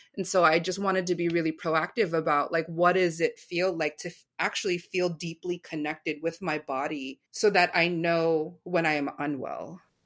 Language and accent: English; United States; going out into American schools